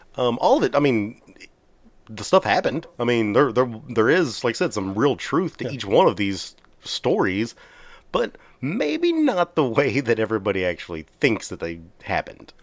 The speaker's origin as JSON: {"language": "English", "region": "Texas", "country": "United States"}